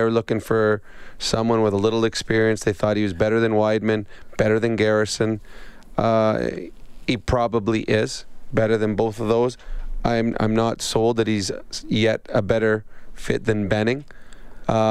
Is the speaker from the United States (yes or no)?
no; Edmonton, Alberta, Canada; my hometown here at Edmonton